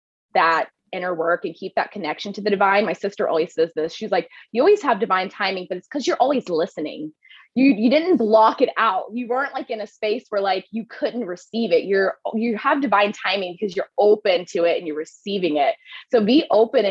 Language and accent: English; Midland, Texas, United States; moved away as an adult; also born or lived in Dallas, Texas; I'm originally from Midland, Odessa, which is, if you've ever seen the movie Friday Night Lights, there's a book called Friday Night Lights that is based on my town.